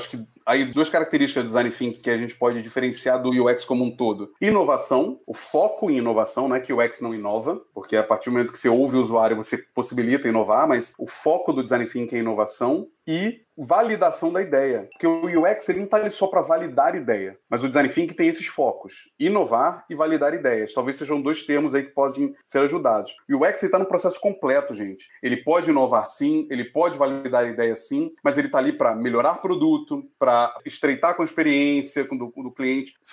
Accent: Rio de Janeiro, Brazil; Sou carioca, então, Clécio eu vou lá para Fela Hype Nike Ipanema e vender minha arte.

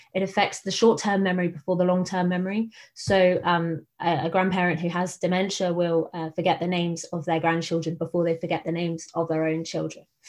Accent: Buckinghamshire, South East England, United Kingdom; also born or lived in Phnom Penh, Cambodia; I'm originally from Buckinghamshire

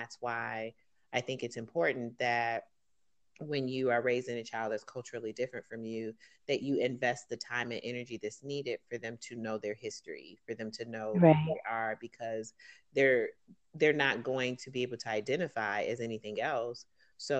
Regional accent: Detroit, Michigan, United States; moved away; growing up in Detroit, predominantly African-American

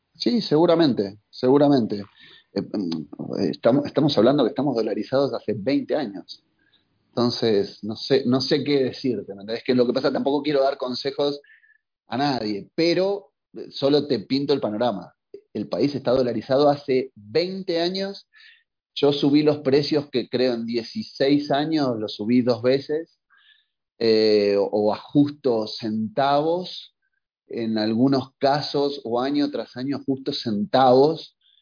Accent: Buenos Aires, Argentina; moved away as an adult; now in Quito, Ecuador; como somos los porteños

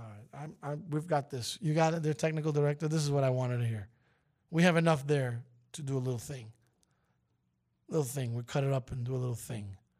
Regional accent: New York, United States; as a New Yorker

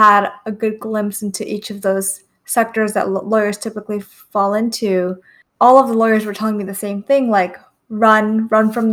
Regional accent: New York City, New York, United States; I grew up in Queens, New York

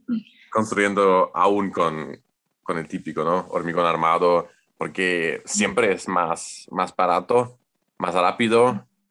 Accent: Germany; Spanish is a second language; soy alemán y estudio arquitectura

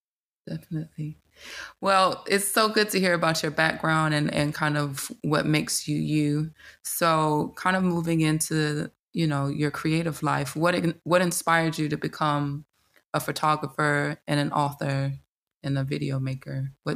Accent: Atlanta, Georgia, United States; I'm from Atlanta

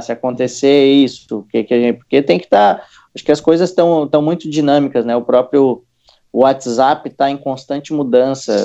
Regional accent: Santa Catarina, Brazil; eu sou de uma cidade interior aqui de Santa Catarina

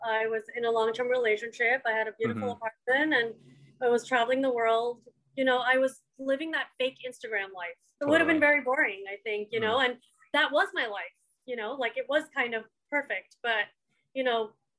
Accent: India; to be honest, being Indian, like a lot of the time, you've heard this as well, when you talk about minorities, you see a caricature of the minorities.

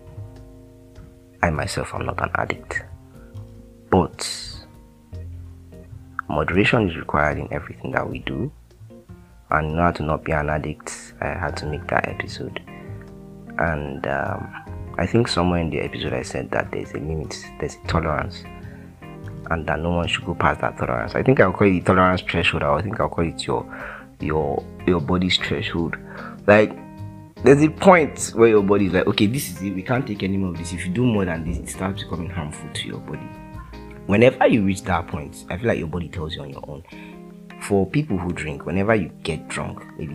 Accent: Delta, Nigeria; I'm from Delta State

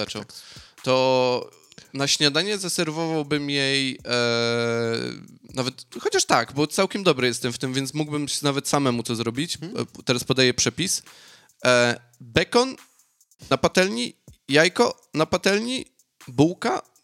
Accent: Silesian Voivodeship, Poland; now in Australia; Ja jestem ze Śląska, no to u nas y, rolada i kluski śląskie.

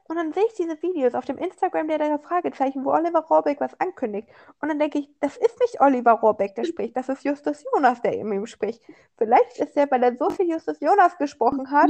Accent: Germany; an mich als Deutscher

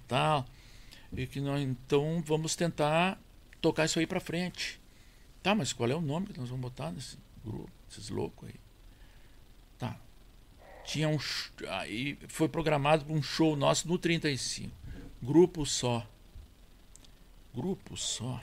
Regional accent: near Jari, Rio Grande do Sul, Brazil; also born or lived in Monte Alegre, Santiago, Rio Grande do Sul; Eu fui para ali já com 10 anos. Até 10 anos eu vivia onde nasci

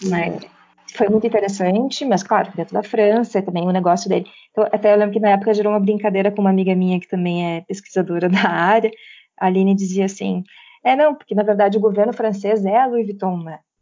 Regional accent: Brazil; now in Portugal; eu sei que sou nascida na América Latina, mas hoje eu vivo aqui há cinco anos

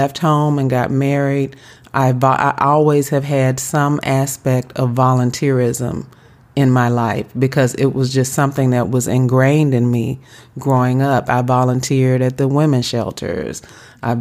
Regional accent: Memphis, Tennessee, United States; moved away; I grew up in Memphis, Tennessee

